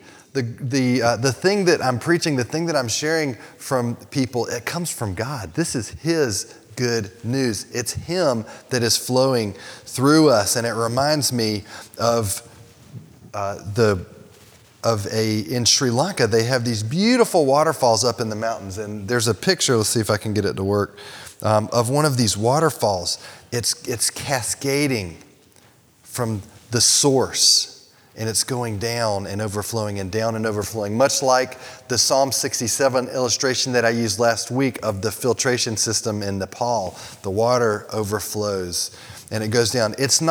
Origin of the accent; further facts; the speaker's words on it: United States; I grew up in America